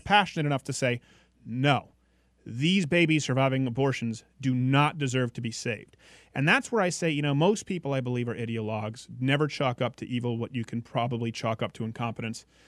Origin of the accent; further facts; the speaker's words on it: Canada; moved away; I'm from Canada.